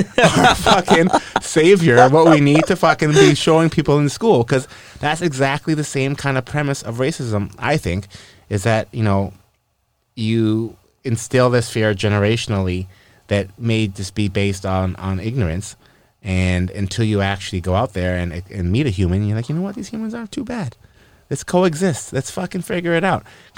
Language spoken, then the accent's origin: English; Canada; we're Canadian